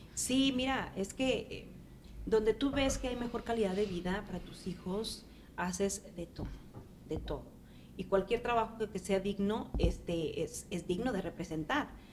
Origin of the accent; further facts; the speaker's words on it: Mexico; moved away as an adult; now in Nashville, United States; sí salía yo para, para México, eh, regresaba a ver a la familia